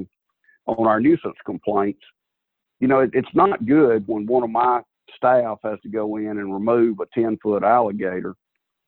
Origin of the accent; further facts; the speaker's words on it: Southwest Alabama, United States; I'm a redneck from Southwest Alabama who's been hunting since I was big enough to walk